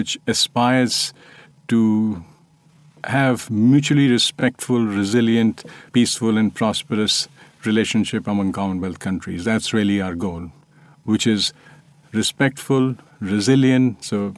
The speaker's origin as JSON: {"language": "English", "country": "India"}